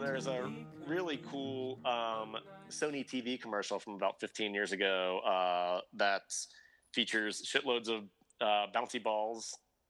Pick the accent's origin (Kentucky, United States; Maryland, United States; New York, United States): Kentucky, United States; We're all from Kentucky.